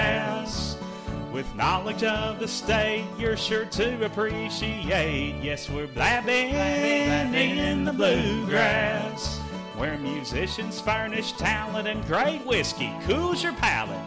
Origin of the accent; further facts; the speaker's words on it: Henderson, Kentucky, United States; my hometown of Henderson